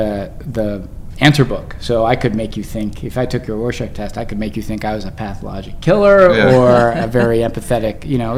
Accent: Bowie, Maryland, United States; Maryland, outside of DC.

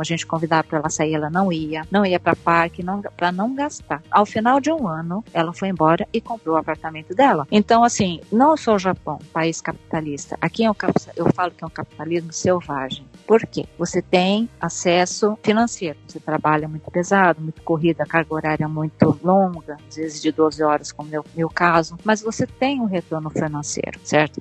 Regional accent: São Paulo, Brazil; moved away as an adult; now in Japan; eu sou de São Paulo, né, capital

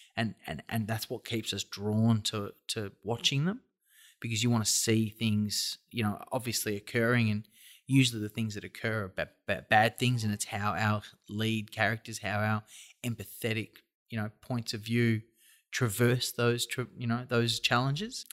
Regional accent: Australia; we're all Australian

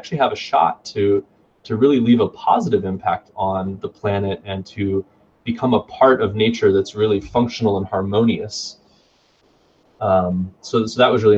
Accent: Pflugerville, Texas, United States; also born or lived in Florida; I grew up moving around Texas, and I spent a fair amount of my time up in Pflugerville, which is just north of Austin

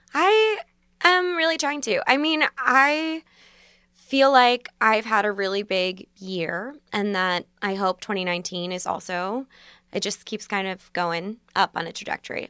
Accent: Basking Ridge, New Jersey, United States; now in New York, United States; I'm from Basking Ridge

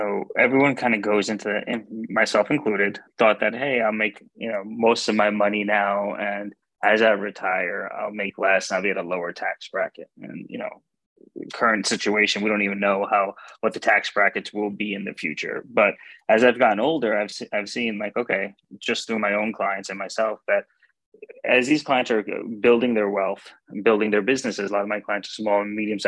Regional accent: Clifton, New Jersey, United States; also born or lived in Hackensack, New Jersey / Maryland; I was born in Hackensack, grew up in Clifton, and been a Jersey boy my entire life

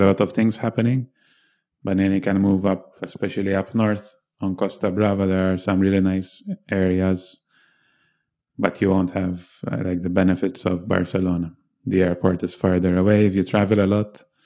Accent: Malta; moved away as an adult; since I was born in Malta

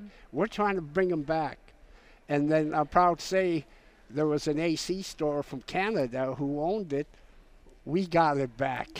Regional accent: St. Paul, Alaska, United States; I am an Aleut from St. Paul Island

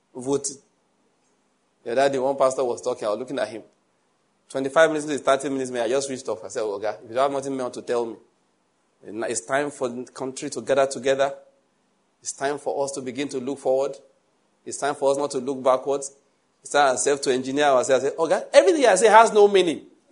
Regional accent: Western Nigeria, Nigeria; I'm from Western Nigeria. I was there

